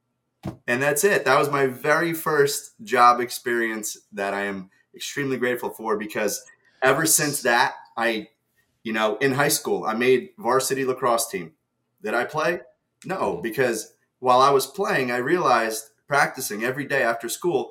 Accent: New Jersey, United States; English is a second language; also born or lived in Ukraine; I moved here to America from Ukraine when I was 7

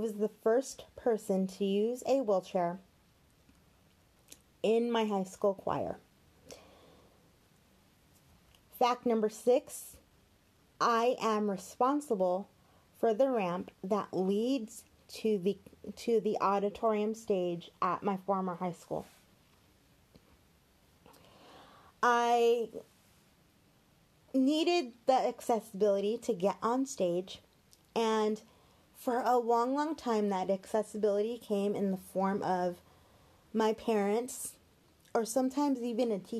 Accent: Glendale, California, United States; I was born in Glendale, California, but immediately transferred to Children's Hospital, Los Angeles, where I would spend the first 3 months of my life.

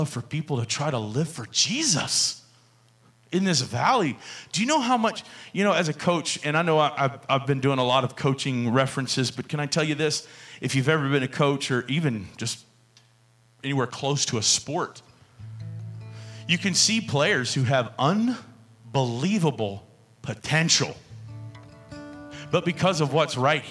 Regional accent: the South, United States; also born or lived in Houston, Texas / Georgia; I grew up in the South

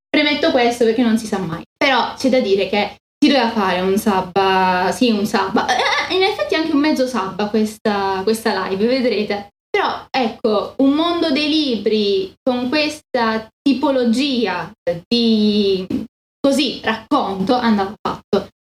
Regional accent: Italy; io sono italiana

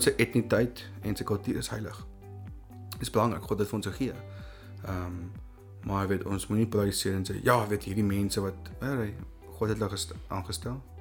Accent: South Africa; baie van ons Afrikaans sprekendes

